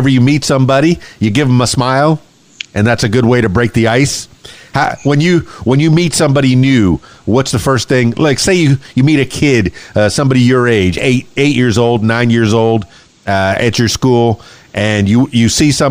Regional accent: Miami, Florida, United States; moved away as an adult; now in Conway, United States; I'm from Miami. I spent my whole life down there

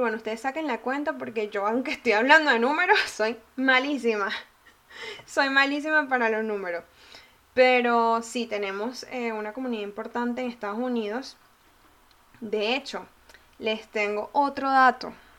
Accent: Venezuela; yo soy venezolana

